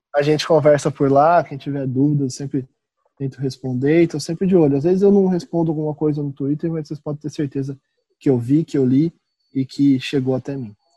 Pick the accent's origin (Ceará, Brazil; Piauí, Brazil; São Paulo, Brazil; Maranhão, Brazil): São Paulo, Brazil; Marília; moved away as an adult; now in Santos, Brazil; Eu sou lá do interior de São Paulo, é, Marília, 500 quilômetros de Santos